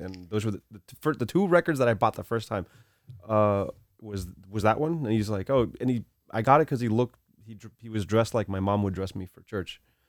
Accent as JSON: {"language": "English", "town": "Hialeah", "region": "Florida", "country": "United States", "tie": "born or raised there", "also_born_or_lived": "Cuba", "said": "when we came to this country, that's where we grew up."}